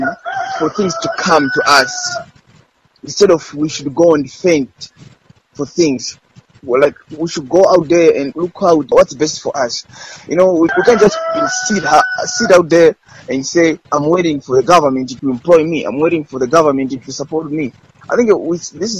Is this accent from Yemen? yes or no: no; Balaka, Southern Region, Malawi; I was born in Baraka and raised in Baraka